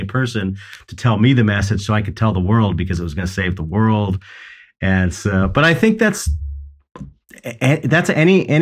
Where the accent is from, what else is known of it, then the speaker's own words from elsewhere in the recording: United States; as an American